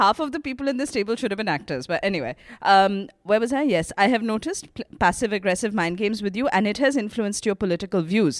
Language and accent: English; Jamshedpur, Jharkhand, India; English is a second language; from Jamshedpur. It isn't as fancy as New York or Berlin, where most of your letters come from, but it is a nice place.